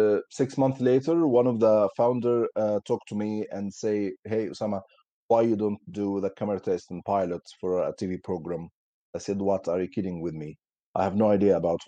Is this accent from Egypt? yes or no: yes; Damietta Governorate, Egypt; English is a second language; moved away as an adult; now in United Kingdom; I'm originally from Egypt. I was born in 1985, in 30 March 1985. I was raised in a political family